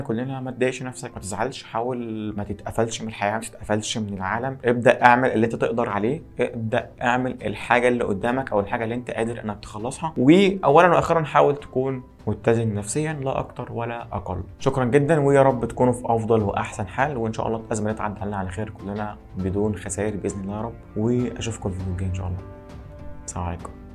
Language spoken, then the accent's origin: Arabic; Egypt; احنا لوحدنا كعرب او كمصريين